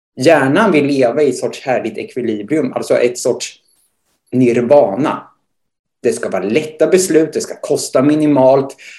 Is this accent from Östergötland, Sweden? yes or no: yes; Motala, Östergötland, Sweden; född och uppvuxen i Motala där jag också nu bor och arbetar.